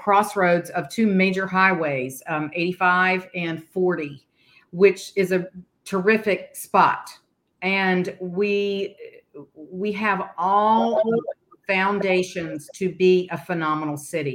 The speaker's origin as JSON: {"language": "English", "town": "Bessemer City", "region": "North Carolina", "country": "United States", "tie": "born or raised there", "also_born_or_lived": "Boston / Greensboro, North Carolina", "said": "I am born and raised in North Carolina, a small town outside of Charlotte called Bessemer City that was a mill town"}